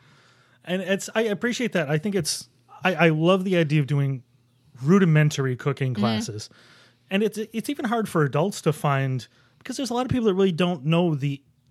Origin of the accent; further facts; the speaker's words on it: Buffalo, New York, United States; No, I mean, I grew up in Buffalo. I have a certain affinity for Mighty Taco.